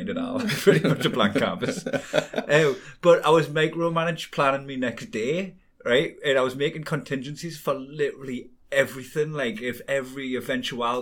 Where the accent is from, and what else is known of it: Newcastle upon Tyne, North East England, United Kingdom; accent: Geordie